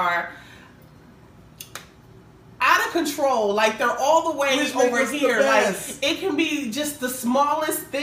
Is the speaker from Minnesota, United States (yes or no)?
yes; Minneapolis, Minnesota, United States; moved away as an adult; now in Florida, United States; I'm from Minneapolis, Minnesota, 612